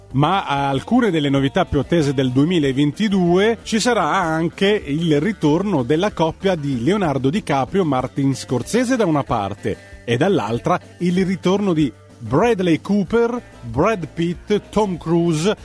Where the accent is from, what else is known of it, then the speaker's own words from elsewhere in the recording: Calabria, Italy; le mie radici, eh, da calabrese che nasce, eh, sul mare, proprio sulla spiaggia, mi permettono, appunto, per dire di essere non un pescatore, ma un nativo in un paese di pescatori